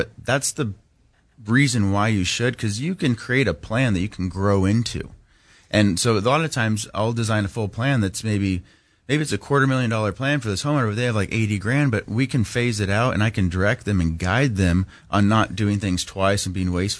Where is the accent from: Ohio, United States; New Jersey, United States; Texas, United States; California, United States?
California, United States; Palm Desert; also born or lived in Laguna Beach / Cabo San Lucas; Yeah, I was born in Laguna Beach. Born in Laguna, we bounced around. We actually lived in Cabo San Lucas for 2 years, like 94 to 96. Yeah. And then landed in, and my dad got transferred, and we landed in the Coachella Valley, Palm Springs area.